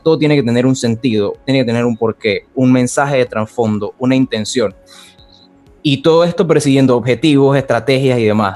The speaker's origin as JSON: {"language": "Spanish", "region": "Panamá", "country": "Panama", "said": "En el 2011 llegué al provincial de Panamá"}